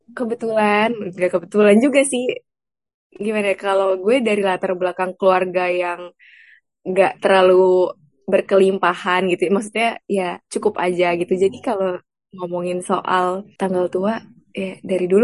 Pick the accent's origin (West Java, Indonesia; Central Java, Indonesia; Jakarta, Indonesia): West Java, Indonesia; Bekasi; kalau gue bandingin dengan daerah asal gue di Bekasi, mahal sih Bun.